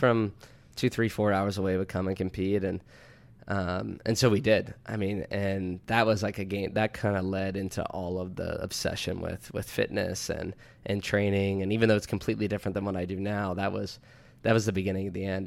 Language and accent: English; DuBois, Pennsylvania, United States; I'm from Du Bois, PA, small town about an hour west of Penn State